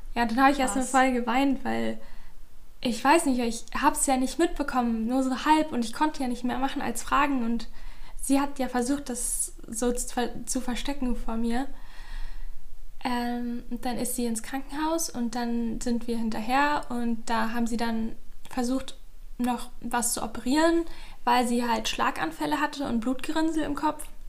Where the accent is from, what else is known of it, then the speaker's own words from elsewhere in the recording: Berlin, Germany; moved away as an adult; now in Leipzig, Germany; ich komme auch aus Berlin, aber ich wohne gerade in Leipzig